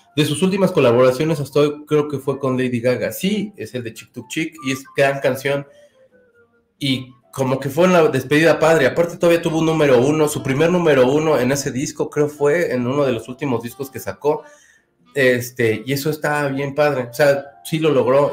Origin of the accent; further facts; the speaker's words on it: Mexico; soy de México